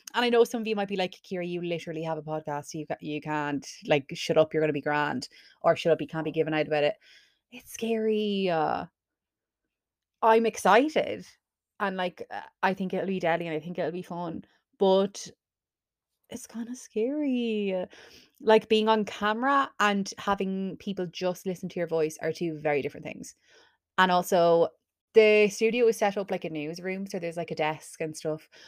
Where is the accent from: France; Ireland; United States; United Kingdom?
Ireland; Carlow, Leinster; I'm from Carlow, so why would I pay for accommodation when I could just live at home